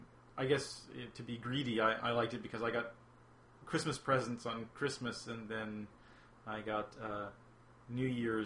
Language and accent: English; Midwest, United States; I come from the Midwest